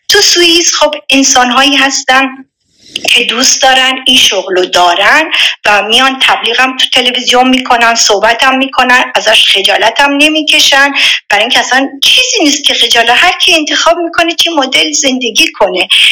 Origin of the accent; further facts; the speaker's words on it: Iran; now in Switzerland; با جمعیت سی و خورده میلیونی از ایران اومدم بیرون